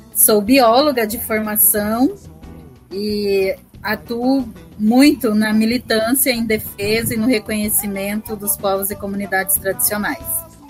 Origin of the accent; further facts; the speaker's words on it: Brazil; nós somos os tradicionais, né, os pantaneiros tradicionais que nascemos e vivemos e convivemos no Pantanal